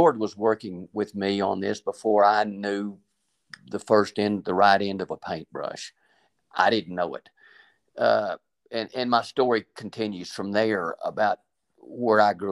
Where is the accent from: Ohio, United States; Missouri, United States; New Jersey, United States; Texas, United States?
Texas, United States; Lubbock; I grew up in Lubbock, Texas, where the dirt blows and you take it out of your mouth and you wash it out of your hair